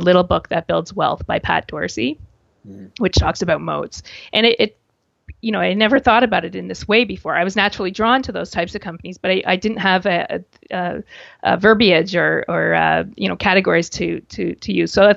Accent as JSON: {"language": "English", "country": "Canada", "said": "being a Canadian"}